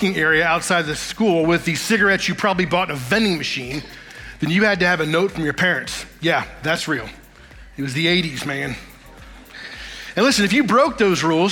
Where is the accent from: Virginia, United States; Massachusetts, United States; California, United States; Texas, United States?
Virginia, United States; Woodbridge; I was raised in Virginia, specifically in Northern Virginia, suburb of Washington, D.C., a little town called Woodbridge